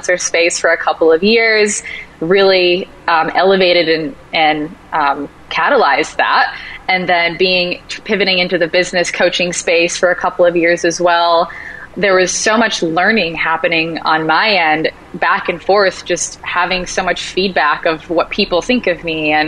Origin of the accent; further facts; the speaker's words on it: Rhode Island, United States; moved away as an adult; now in Los Angeles, United States; I'm originally from Rhode Island